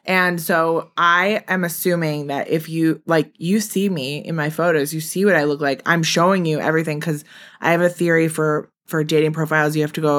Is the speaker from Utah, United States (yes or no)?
no; Milwaukee, Wisconsin, United States; moved away as an adult; now in New York, United States; I'm from Milwaukee